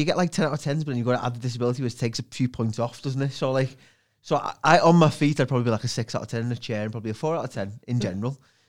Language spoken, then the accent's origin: English; Liverpool, North West England, United Kingdom; also born or lived in Widnes / Bootle; So I was born in Anfield, Liverpool, moved around Liverpool. We moved to Widnes when I was 10 because we got bailed in Bootle.